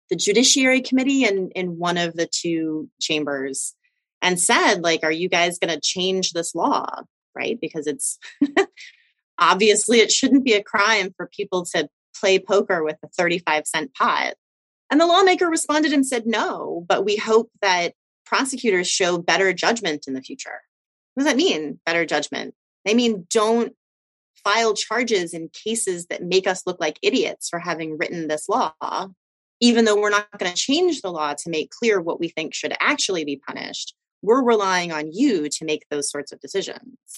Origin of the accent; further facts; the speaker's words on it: North Carolina, United States; my home state of North Carolina